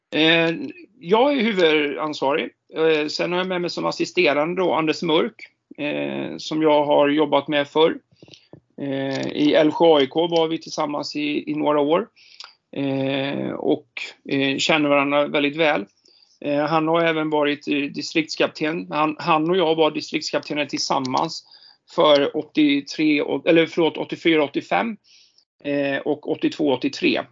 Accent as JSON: {"language": "Swedish", "town": "Jönköping", "region": "Jönköping County", "country": "Sweden", "tie": "born or raised there", "moved": "yes", "lives_now": "Stockholm, Sweden", "said": "jag är ju född och uppvuxen i Jönköping"}